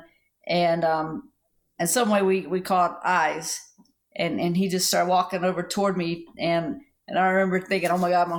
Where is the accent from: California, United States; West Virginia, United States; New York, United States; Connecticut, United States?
West Virginia, United States; my little town, but probably like in like half the state, West Virginia